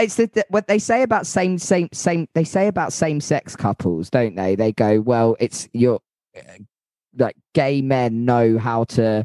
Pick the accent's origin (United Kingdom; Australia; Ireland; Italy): United Kingdom; Yorkshire and the Humber; It's no good being a Yorkshireman and trans